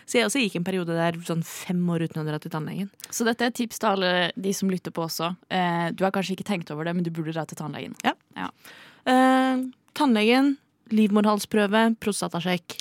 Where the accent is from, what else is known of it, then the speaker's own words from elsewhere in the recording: Oslo, Norway; jeg er født og oppvokst i Oslo